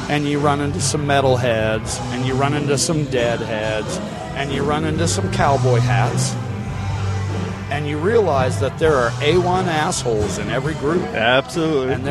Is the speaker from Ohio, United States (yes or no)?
yes; Cedarville, Ohio, United States; But I will say, uh, when I was young, I lived in Cedarville, okay. Ohio